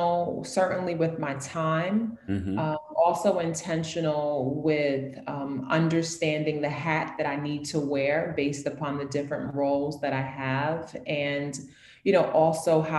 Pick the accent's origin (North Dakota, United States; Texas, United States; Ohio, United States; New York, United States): New York, United States; New York City; also born or lived in Harlem / the Bronx; I am a born, born and raised New Yorker. I'm from New York City